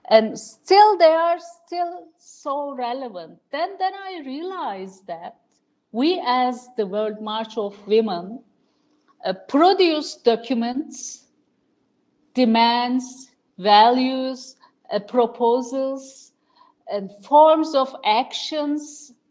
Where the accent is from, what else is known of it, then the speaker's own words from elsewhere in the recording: Ankara, Turkey; born there; I was born here in Ankara in 1968.